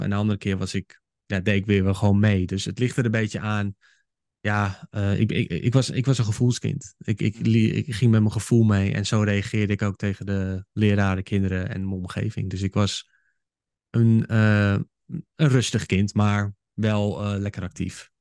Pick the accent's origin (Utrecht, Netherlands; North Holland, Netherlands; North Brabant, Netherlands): North Holland, Netherlands; Haarlem; also born or lived in Hoofddorp; ik kom oorspronkelijk kom ik uit Haarlem. Ik ben geboren en getogen daar